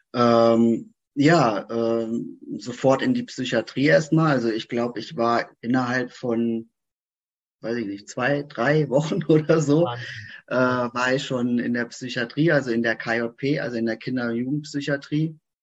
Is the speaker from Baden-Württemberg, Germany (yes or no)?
no; Frankfurt, Hesse, Germany; ich komme hier aus Frankfurt, Umgebung